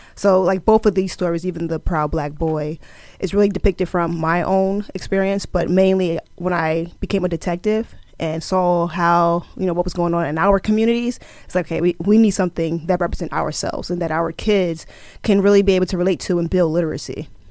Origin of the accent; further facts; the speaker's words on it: Plainfield, New Jersey, United States; also born or lived in Camden, New Jersey; I am originally from Plainfield, New Jersey